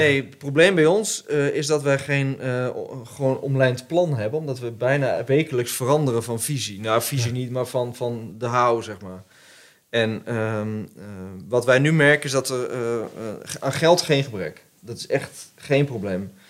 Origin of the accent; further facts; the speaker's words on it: the Arnhem area, Gelderland, Netherlands; ik kom uit het Arnhemse